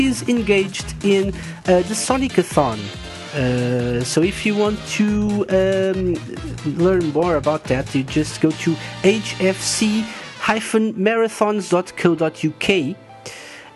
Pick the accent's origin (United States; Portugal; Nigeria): Portugal; I'm from Portugal